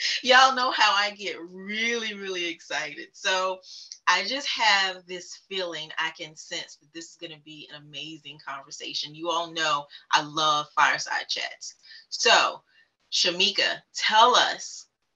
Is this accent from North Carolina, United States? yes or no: yes; Fayetteville, North Carolina, United States; also born or lived in Charlotte, North Carolina; now in Richmond, United States; I am from Fayetteville, North Carolina